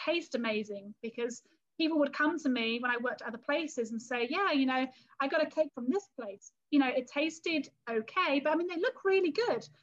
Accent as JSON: {"language": "English", "region": "London area", "country": "United Kingdom", "tie": "born or raised there", "accent": "English", "moved": "as an adult", "lives_now": "Texas, United States", "said": "I am originally from England and from the London area"}